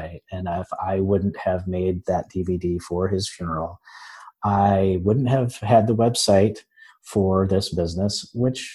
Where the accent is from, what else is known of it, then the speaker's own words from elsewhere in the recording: West Michigan, United States; moved away as an adult; also born or lived in Florida; now in Orlando, United States; I am in Orlando now. I'm originally from Michigan, from West Michigan